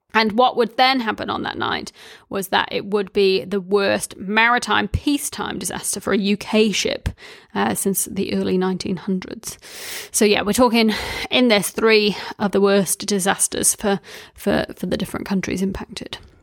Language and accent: English; Wellington, New Zealand; I grew up in Wellington